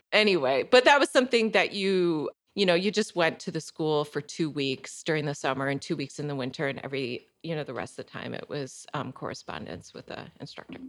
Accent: Michigan, United States; also born or lived in Chicago; now in Elsah, United States; I grew up in Michigan. I grew up on a small kind of, well, actually mid-sized conventional corn and soybean farm

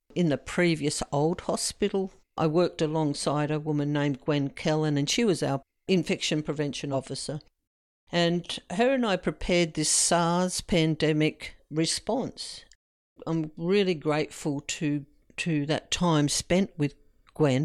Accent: Candelo, New South Wales, Australia; I come from the Candalough area

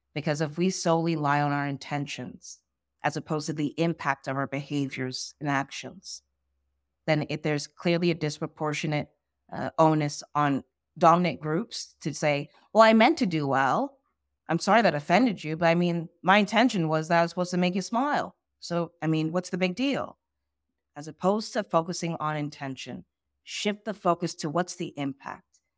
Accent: Ghana; I'm from Ghana, West Africa.

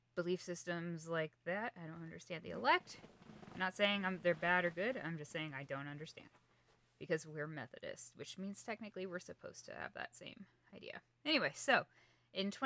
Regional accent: Kansas, United States; I'm from Kansas

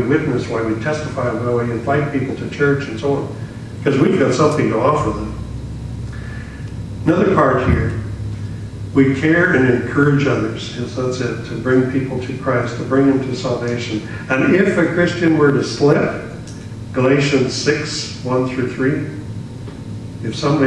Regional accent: Saskatchewan, Canada; moved away; also born or lived in British Columbia; I was from Saskatchewan. That they used to call it Saskamush. Yeah, I was an outcast on earth. Very few friends in school

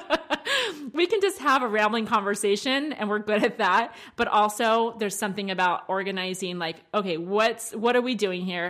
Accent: Maryland, United States; accent: twang; moved away; I'm from more of the South, like Maryland

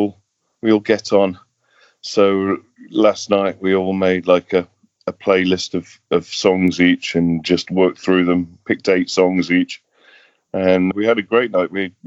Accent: England, United Kingdom; We just were all from the same industry, and he's from Scotland, I'm from England.

